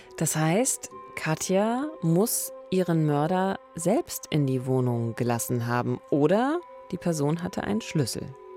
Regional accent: Eberswalde, Brandenburg, Germany; moved away; es ist meine Heimatstadt

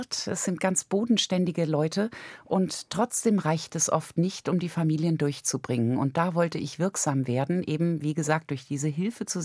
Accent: Germany; Also ich bin in Deutschland als Wohlstandskind aufgewachsen, kann ich gar nicht anders sagen, Mittelklasse.

